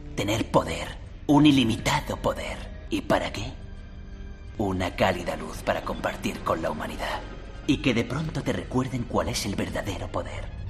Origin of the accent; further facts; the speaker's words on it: Valencia, Valencian Community, Spain; also born or lived in Castilla-La Mancha; ni siquiera soy valenciano de sangre, soy manchego pero mis padres se fueron a vivir allí, he crecido allí